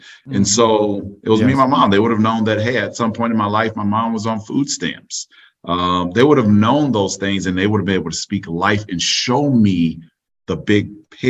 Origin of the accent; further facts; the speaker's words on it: Orlando, Florida, United States; Orlando, Florida.